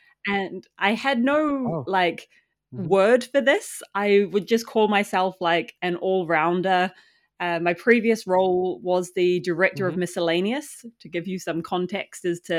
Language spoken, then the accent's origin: English; New Zealand; moved away as an adult; I left New Zealand when I was 20. So I was quite young. And so I grew up in New Zealand in, like, a really small farming town and was like, get me out of here.